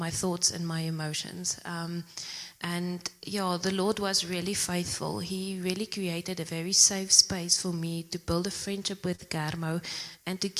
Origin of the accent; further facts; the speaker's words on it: Zimbabwe; moved away as an adult; also born or lived in Pretoria, South Africa; now in Secunda, South Africa; I'm originally from Zimbabwe. I went to school there and then I came to South Africa to study